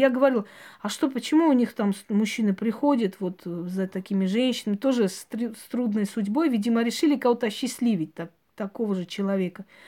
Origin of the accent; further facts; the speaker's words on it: Georgia; moved away; Вот у нас, например, на, родине, где я родилась, в Грузии, наше село прям рядом со спящим вулканом